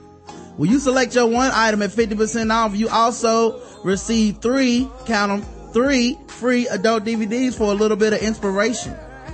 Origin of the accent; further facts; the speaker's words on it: Chicago, Illinois, United States; I'm from Chicago, and when it gets cold like this, that indicator always comes on